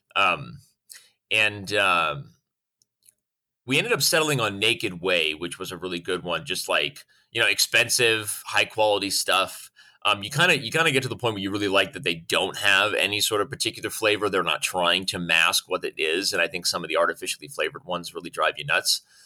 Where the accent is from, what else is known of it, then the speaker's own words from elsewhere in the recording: Arizona, United States; born and raised in Arizona